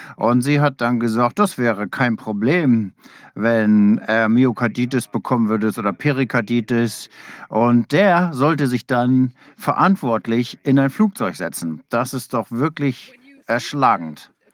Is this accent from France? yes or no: no; England, United Kingdom; now in Australia; Ich selbst bin Engländer, meine Frau ist aus äh, Australierin